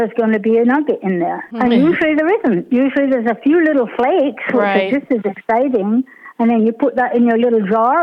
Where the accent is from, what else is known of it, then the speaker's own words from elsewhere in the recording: United Kingdom; being British